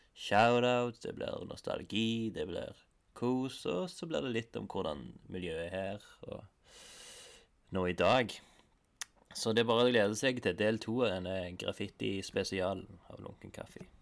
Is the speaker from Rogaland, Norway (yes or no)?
yes; Stavanger, Rogaland, Norway; Jeg er jo fra Hillevåg